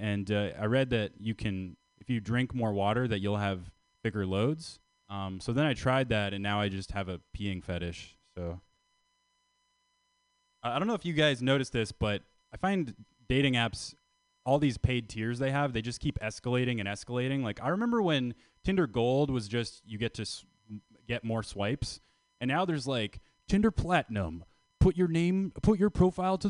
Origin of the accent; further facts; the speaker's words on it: Canada; I'm from Canada